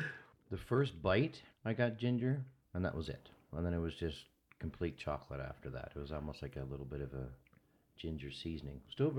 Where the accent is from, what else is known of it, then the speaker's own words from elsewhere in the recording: the Maritimes, Canada; moved away; I'm from the Maritimes.